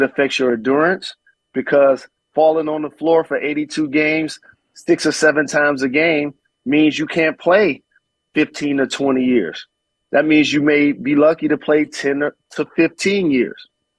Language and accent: English; Detroit, Michigan, United States; Fortunate enough, I grew up in Detroit, that was one, and played in Indiana, that's two.